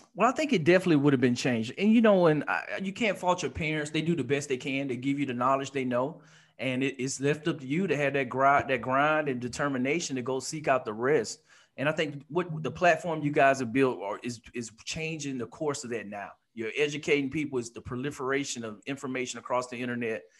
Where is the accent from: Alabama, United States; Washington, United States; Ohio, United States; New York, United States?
Alabama, United States; also born or lived in Detroit, Michigan; born in Detroit, Michigan, stayed there for about eight years, then moved to Alabama, back where my dad was from.